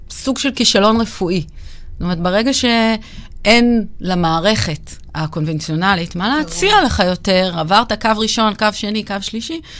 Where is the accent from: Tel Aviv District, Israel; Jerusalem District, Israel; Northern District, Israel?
Jerusalem District, Israel; Jerusalem; אני אה, ירושלמית, עובדת סוציאלית